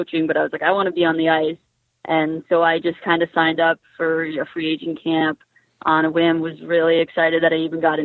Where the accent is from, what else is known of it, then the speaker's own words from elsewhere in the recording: Massachusetts, United States; also born or lived in Boston; growing up, I'm from Massachusetts